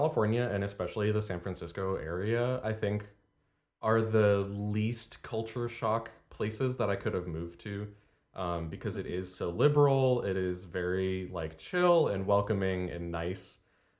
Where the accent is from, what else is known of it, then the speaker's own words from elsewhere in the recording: Canada; moved away; And people will call me out on my accent every now and then, although the longer I spend away from Canada, the less of it I have.